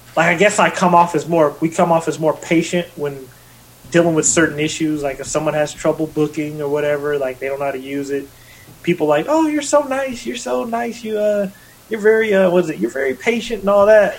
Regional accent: Vancouver, Washington, United States; moved away; also born or lived in Portland, Oregon; It was right in my hometown, where I grew up

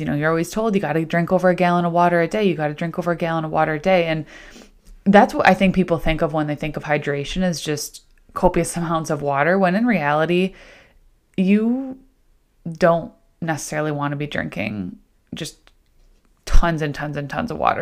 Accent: Central New York, United States; now in Rochester, United States; I grew up in Central New York, kind of like Syracuse, Rome, Utica area, but now technically living in Rochester

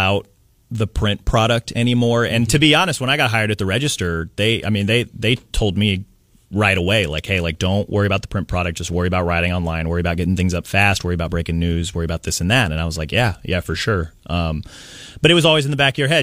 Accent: Kansas City, Missouri, United States; now in Alabama, United States; I grew up in Kansas City. I grew up reading the Kansas City Star.

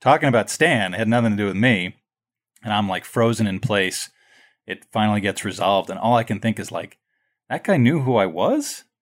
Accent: New York City, New York, United States; I grew up right near Madison Square Garden

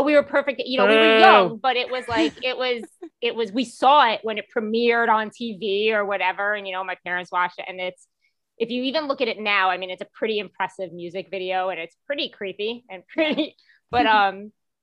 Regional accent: New York City, New York, United States; also born or lived in Manhattan; I'm from Staten Island

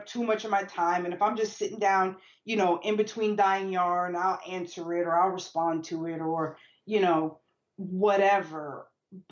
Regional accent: New York City, New York, United States; also born or lived in Maryland; we come from the Bronx.

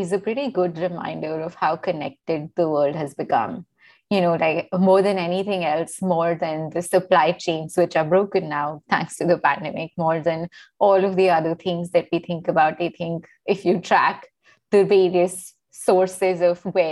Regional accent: India; now in United States; I'm Indian

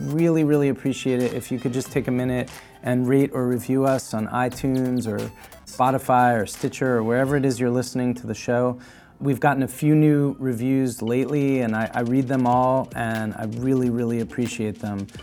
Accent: United States; as an American in this time in my country

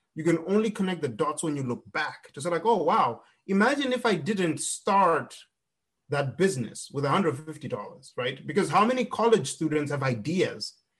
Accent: Zimbabwe; moved away as an adult; now in United States; I grew up in Zimbabwe

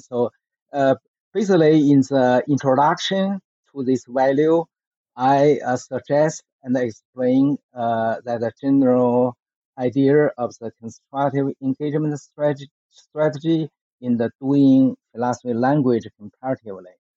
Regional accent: Beijing, China; I grew up in the Beijing during the so-called Cultural Revolution movement in China from 1966 through the 1976.

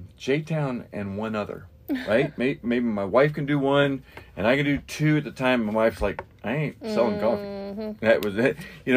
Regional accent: Shelbyville, Kentucky, United States; also born or lived in Jeffersontown, Kentucky; I grew up in, I mean, I live in J-Town. I grew up in Shelbyville, but mm-hmm. I live in J-Town.

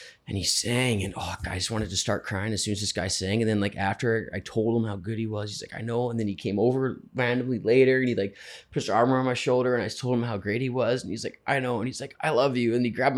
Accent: Canada; because I'm Canadian

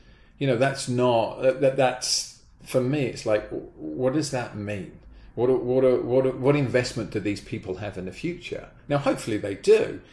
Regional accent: Brighton, South East England, United Kingdom; moved away as an adult; now in United States; We happened to live a mile away from a velodrome in Brighton, my hometown back in the UK

